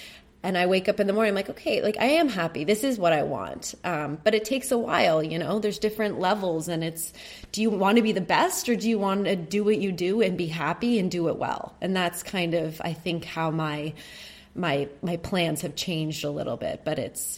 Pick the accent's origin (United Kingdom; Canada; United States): Canada; being a Canadian in this business